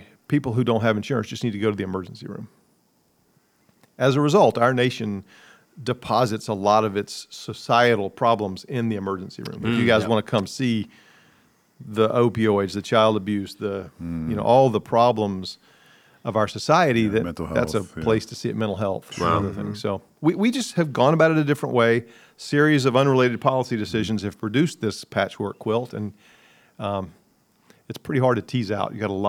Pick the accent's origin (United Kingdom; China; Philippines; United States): United States; New York City, New York; born there; So I was born in New York City, even though both my parents were Southerners. They met in New York.